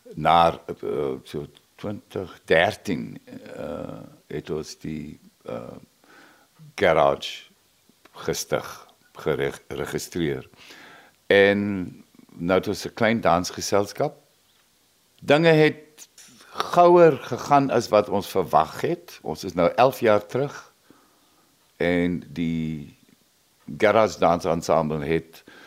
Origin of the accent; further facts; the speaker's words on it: Nababeep, Northern Cape, South Africa; moved away as an adult; also born or lived in Namibia; now in Okiep, South Africa; Ek en John is albei na Makwalanders. Ek is in Nababib gebore